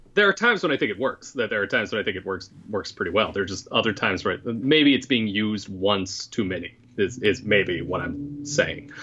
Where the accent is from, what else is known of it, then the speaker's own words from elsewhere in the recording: United States; I am as an American